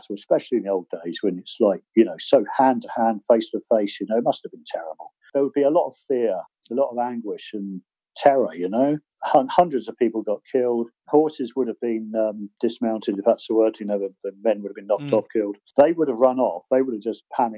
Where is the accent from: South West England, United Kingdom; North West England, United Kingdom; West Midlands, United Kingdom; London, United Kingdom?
South West England, United Kingdom; Bude; my hometown at the time, which was Bude